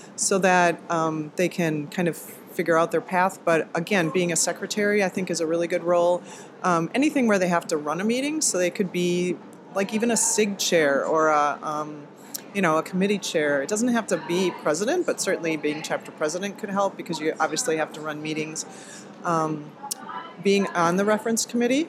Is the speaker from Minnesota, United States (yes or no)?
no; Wisconsin, United States; I'm from Wisconsin